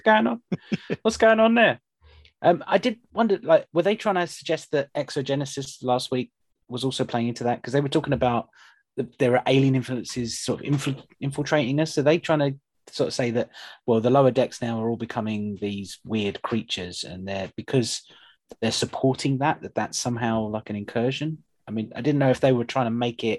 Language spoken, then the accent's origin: English; United Kingdom; being British